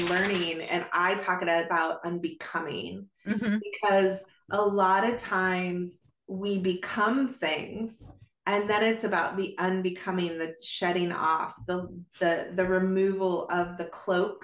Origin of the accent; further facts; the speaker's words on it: Arizona, United States; also born or lived in Oregon; before we moved from Oregon to Arizona